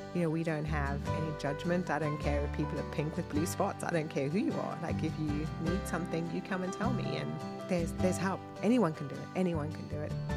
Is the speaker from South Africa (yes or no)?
yes; South Africa; moved away as an adult; also born or lived in Wakefield, United Kingdom; now in Northwest Arkansas, United States; I was born in South Africa and my dad was British, so I had a British passport